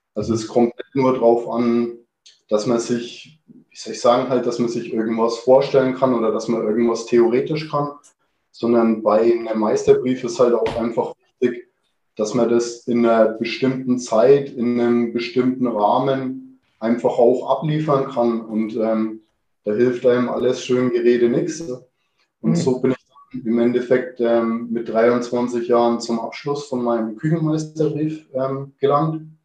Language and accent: German; Kulmbach, Bavaria, Germany; ich bin im Restaurant meiner Eltern groß geworden. Ähm, der Gasthof zum Seelöwen mhm. in Kulmbach